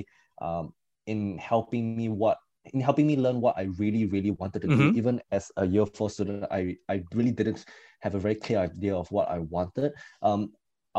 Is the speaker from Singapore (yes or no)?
yes; Singapore; when I came back to Singapore